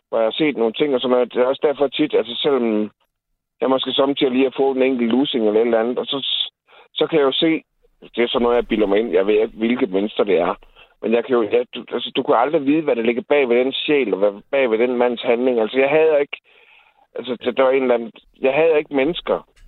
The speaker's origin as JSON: {"language": "Danish", "region": "Jutland", "country": "Denmark", "said": "men jeg er fucking jyde, det er jeg stolt af."}